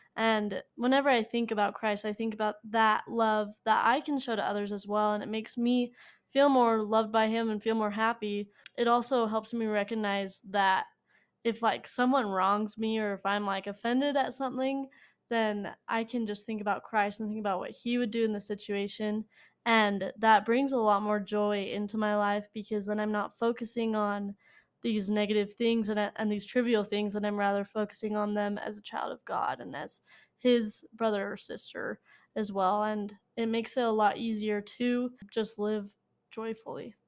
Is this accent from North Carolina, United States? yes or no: no; Sandy, Utah, United States; I'm from Sandy, Utah.